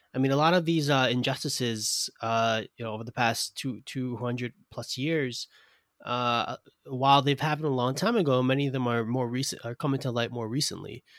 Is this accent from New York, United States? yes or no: yes; New York City, New York, United States; I'm from Brooklyn, New York